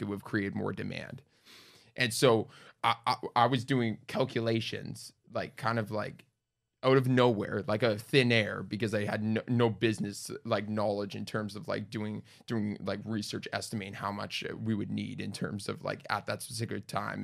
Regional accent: Winnipeg, Manitoba, Canada; moved away; Born and raised in Winnipeg. Twenty years there.

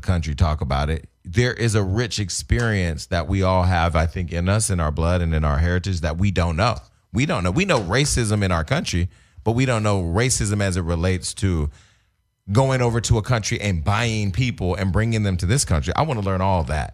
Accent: United States; I'm not an African-American. I may have African heritage or whatever, but I'm an American

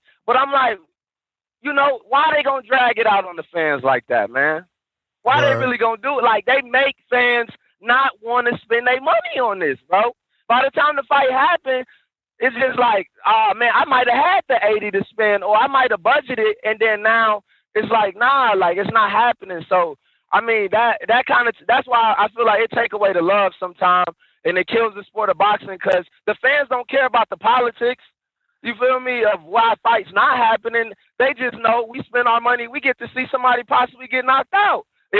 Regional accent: Alabama, United States; now in Boston, United States; I'm from Alabama, but I don't even, I live in Boston, so I'm everywhere.

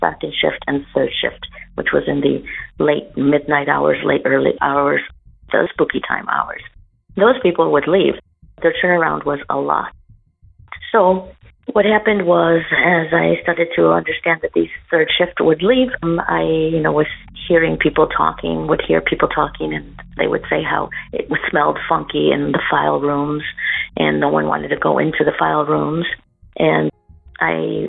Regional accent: Chicago, Illinois, United States; moved away as an adult; now in Como, Italy; I'm originally from Chicago, Illinois

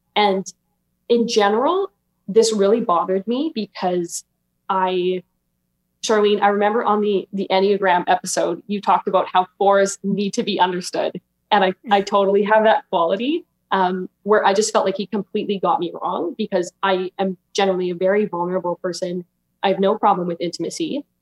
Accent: Alberta, Canada; I'm 23 and I'm from Alberta, Canada

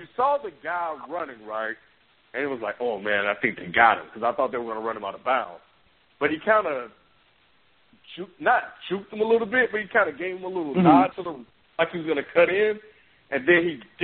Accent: Meridian, Mississippi, United States; my hometown, so I'm from Meridian, Mississippi

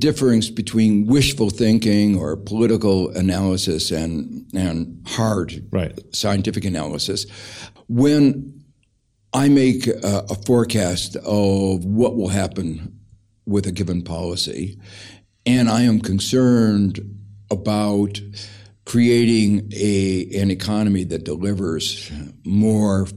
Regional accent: Gary, Indiana, United States; I grew up in Gary, Indiana, which was a place where it was marked by extremes of inequality

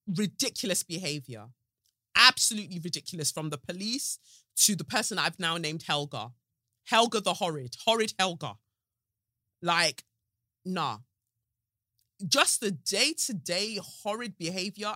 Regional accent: United Kingdom; accent: South; I'm British as fuck

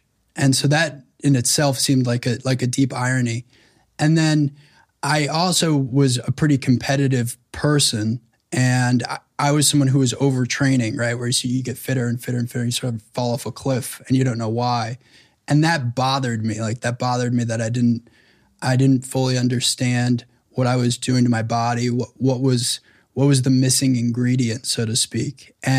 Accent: New York, United States; Well, I grew up on the North Shore of Long Island.

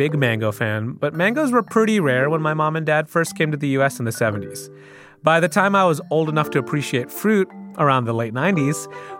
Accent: Michigan, United States; I spent my entire childhood in Michigan

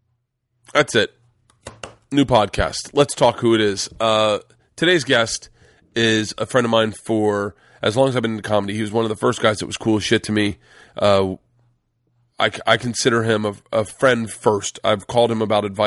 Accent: Tampa, Florida, United States; We grew up smoking cigars in Tampa

